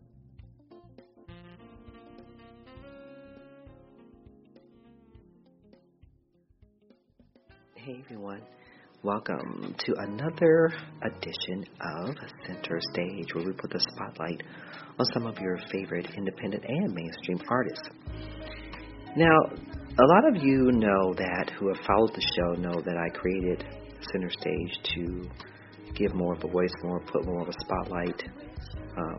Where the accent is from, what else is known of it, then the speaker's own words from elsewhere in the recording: Cleveland, Ohio, United States; from Cleveland, Ohio, my hometown